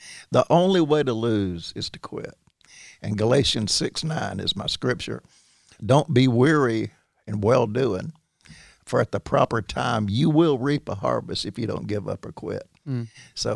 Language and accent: English; Midfield, Alabama, United States; I grew up with in Midfield